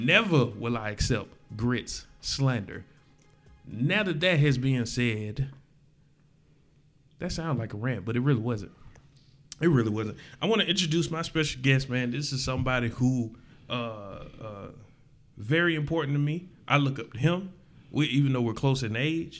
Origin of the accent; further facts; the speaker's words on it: the South, United States; I'm from the South